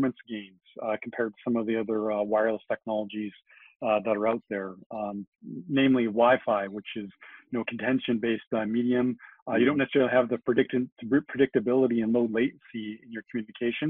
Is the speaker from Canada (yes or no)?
yes; Canada; we see our Zs in Canada